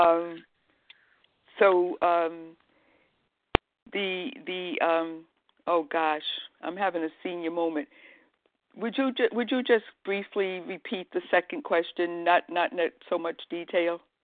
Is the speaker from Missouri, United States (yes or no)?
no; Rhode Island, United States; moved away as an adult; also born or lived in Boston, Massachusetts; now in Massachusetts, United States; I'm from Rhode Island